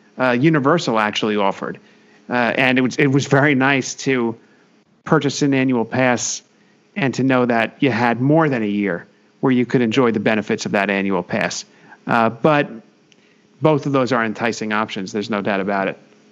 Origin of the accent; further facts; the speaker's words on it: Northeast, United States; we're all from the Northeast